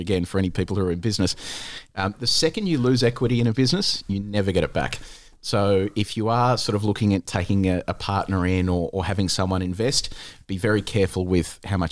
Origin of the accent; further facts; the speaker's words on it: Australia; also born or lived in Novi Sad, Serbia; I was born in Serbia, in Novi Sad, and my parents came to Australia when I was 2.